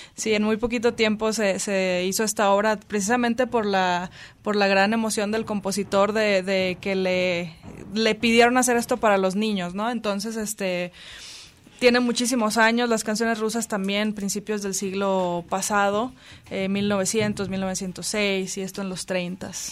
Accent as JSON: {"language": "Spanish", "town": "Ciudad Mante", "region": "Tamaulipas", "country": "Mexico", "tie": "born or raised there", "also_born_or_lived": "Tampico, Tamaulipas", "said": "Yo vengo de Tampico, Tamaulipas. Bueno, soy originaria de Ciudad Mante que está ahí como a dos horas"}